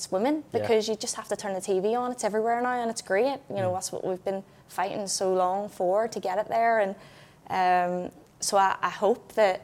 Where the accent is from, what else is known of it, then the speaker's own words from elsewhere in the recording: a small town near Belfast, Northern Ireland, United Kingdom; I'm from a small town in the middle of nowhere. You know, it's, no one's even heard of it. You know, I go across to England and people are like, where are you from? And I'm like, oh, do you know Belfast? I'm kind of near there